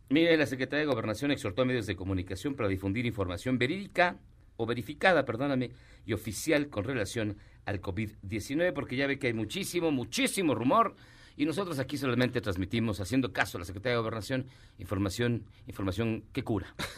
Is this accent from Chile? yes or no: no; Mexico; somos los mexicanos creativos